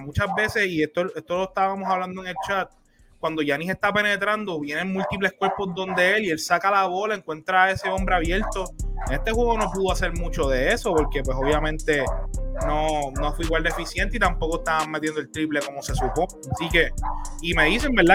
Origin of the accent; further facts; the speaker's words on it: Puerto Rico; somos de Puerto Rico, orgullosos de nuestra patria